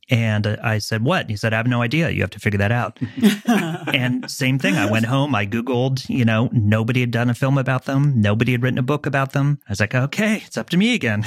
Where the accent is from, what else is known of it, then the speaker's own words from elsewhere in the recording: Los Angeles, California, United States; moved away as an adult; I grew up a kid in Southern California, an L A kid, who went back east to go to school